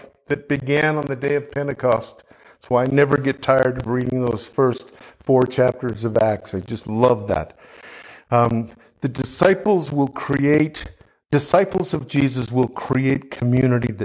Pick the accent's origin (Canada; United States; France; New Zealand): Canada; I'm a Canadian